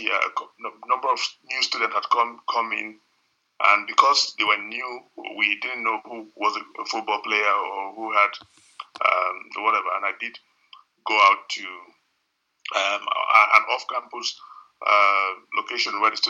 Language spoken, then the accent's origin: English; Nigeria